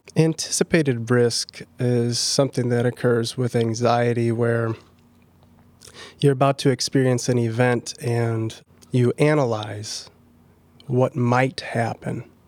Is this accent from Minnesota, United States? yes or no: yes; Minneapolis, Minnesota, United States; moved away as an adult; now in Pella, United States; I've been a Pella resident since twenty eighteen, and I'm originally from Minneapolis.